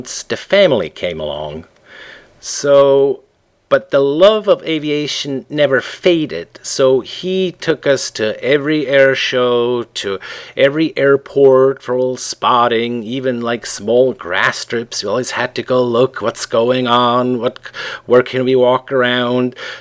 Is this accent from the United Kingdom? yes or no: no; Switzerland; English is a second language; moved away as an adult; also born or lived in Canada / Midwest, United States / Chicago, United States; now in Seattle, United States; I was born and raised in Switzerland